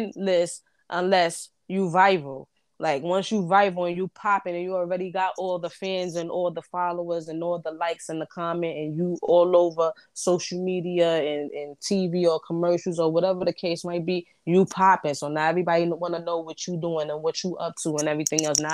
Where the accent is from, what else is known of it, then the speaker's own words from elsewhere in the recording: New York, United States; I was raised in Brooklyn